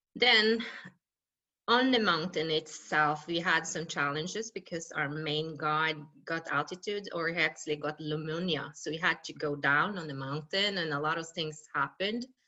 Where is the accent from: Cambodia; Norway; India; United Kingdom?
Norway; west coast of Norway, Western Norway; I come from the west coast of Norway and I grew up in a small village called Bottenfjord